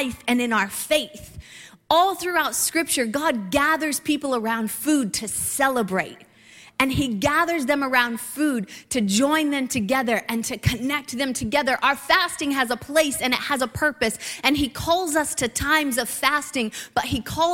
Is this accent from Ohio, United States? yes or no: yes; Ohio, United States; a couple who grew up in Midwest Ohio